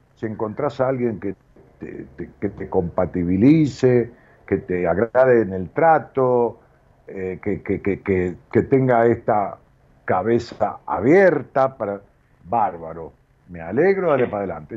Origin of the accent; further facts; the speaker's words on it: Ramos Mejía, Buenos Aires, Argentina; now in Buenos Aires, Argentina; en mi pueblo, allá en Robo Mejía